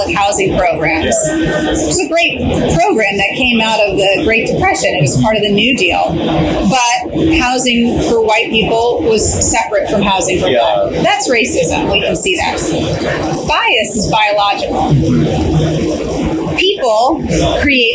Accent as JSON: {"language": "English", "region": "Pennsylvania", "country": "United States", "tie": "born or raised there", "said": "I grew up in Pennsylvania"}